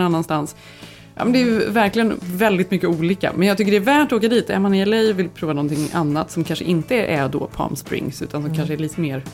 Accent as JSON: {"language": "Swedish", "country": "Sweden", "moved": "yes", "lives_now": "United States", "said": "vi som är svenskar"}